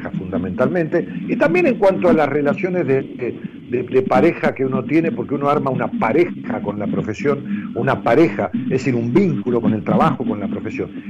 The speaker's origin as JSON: {"language": "Spanish", "town": "Ramos Mejía", "region": "Buenos Aires Province", "country": "Argentina", "tie": "born or raised there", "said": "porque como yo vivía en Ramos Mejía, con mis padres me crié allí"}